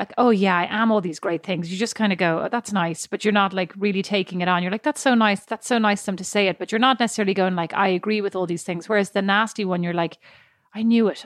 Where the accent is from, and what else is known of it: Ireland